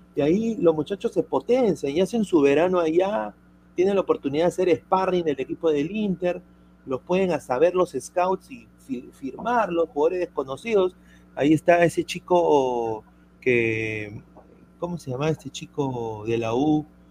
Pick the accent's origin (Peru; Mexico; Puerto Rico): Peru; siendo peruano